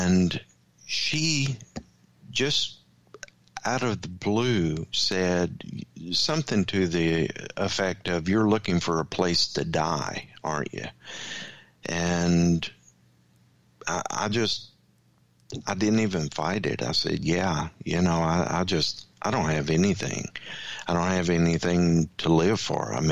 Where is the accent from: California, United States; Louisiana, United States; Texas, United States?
Louisiana, United States; I grew up in the Bible Belt down in Louisiana